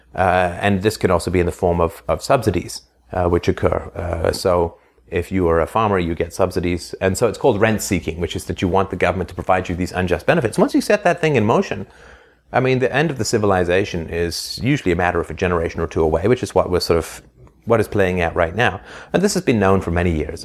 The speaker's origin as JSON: {"language": "English", "region": "England", "country": "United Kingdom", "tie": "born or raised there", "also_born_or_lived": "Ireland", "said": "I was born in Ireland, and then I grew up in England in the seventies"}